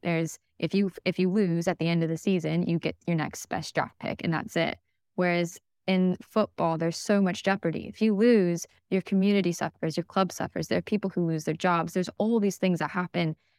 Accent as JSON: {"language": "English", "country": "United States", "said": "I'm not from Wales, as my accent sort of suggests. Um, I'm very much American"}